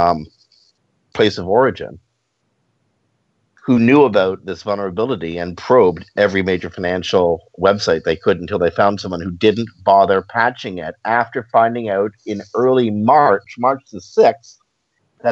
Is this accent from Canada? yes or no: yes; Canada; I'm Canadian.